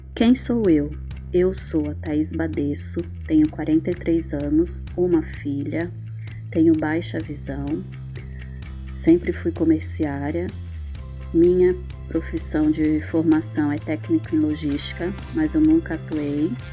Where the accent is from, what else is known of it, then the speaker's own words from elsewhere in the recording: Santos, São Paulo, Brazil; Sou santista de nascimento